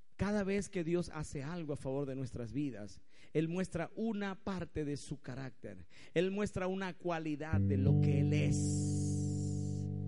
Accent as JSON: {"language": "Spanish", "country": "Venezuela", "said": "Si hoy nosotros como venezolanos"}